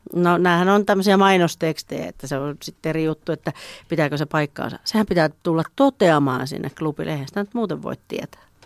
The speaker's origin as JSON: {"language": "Finnish", "town": "Juupajoki", "region": "Pirkanmaa", "country": "Finland", "tie": "born or raised there", "moved": "yes", "lives_now": "Tampere, Finland", "said": "mä oon syntynyt Juupajoella."}